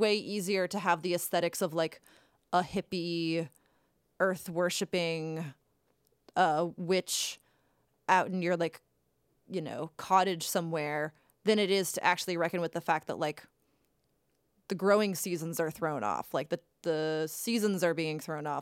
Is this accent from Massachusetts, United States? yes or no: yes; Cape Cod, Massachusetts, United States; growing up on Cape Cod